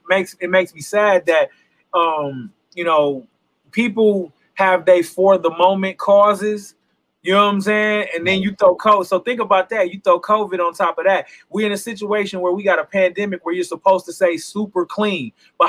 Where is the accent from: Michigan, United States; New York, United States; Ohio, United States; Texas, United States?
Michigan, United States; Flint; growing up in Flint, we always knew the Flint River was trifling. Nobody goes and swims in the Flint River, bro. Like, this is like a thing in Flint.